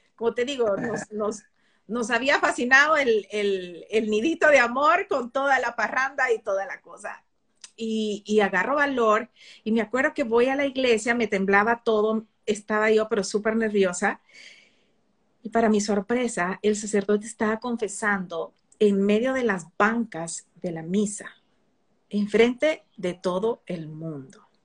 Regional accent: El Salvador; Eso es lo que somos los salvadoreños

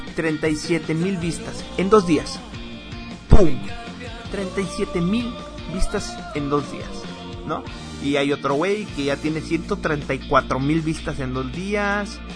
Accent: Mexico; a mí también me interesa como mexicano

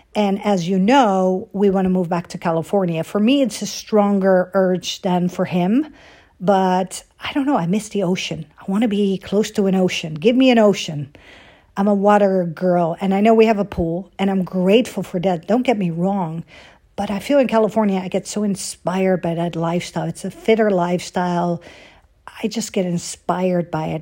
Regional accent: Netherlands; moved away; growing up in Holland

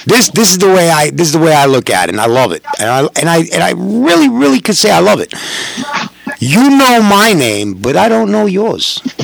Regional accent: New York, United States; I'm a New Yorker.

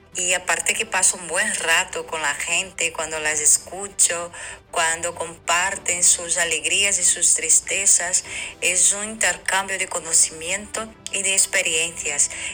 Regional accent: Buenos Aires, Argentina; soy de Villa del Parque

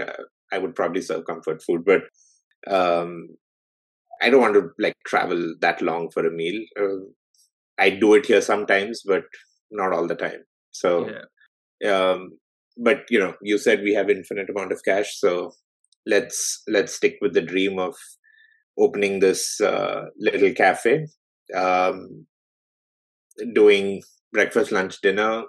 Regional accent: Delhi, India; moved away as an adult; now in Toronto, Canada; I grew up in India. I was in Delhi all my life.

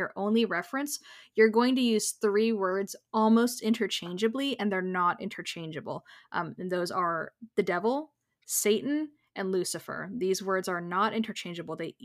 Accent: United States; also born or lived in Florida; we are both American and we are both in Florida

